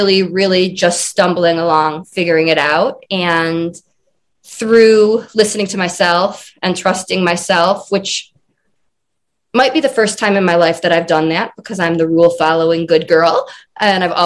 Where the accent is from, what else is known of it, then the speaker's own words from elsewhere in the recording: Michigan, United States; moved away as an adult; now in Colorado, United States; I'm originally from Michigan, and now I live in Colorado.